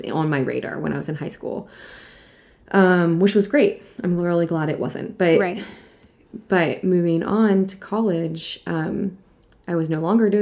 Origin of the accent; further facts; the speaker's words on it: East Coast, United States; moved away as an adult; also born or lived in New York City / Virginia; now in California, United States; I grew up on the East Coast